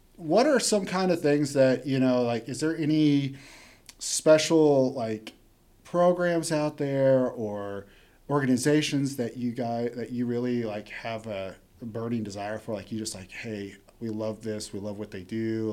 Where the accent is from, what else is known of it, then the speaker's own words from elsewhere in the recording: Chelsea, Oklahoma, United States; growing up in Chelsea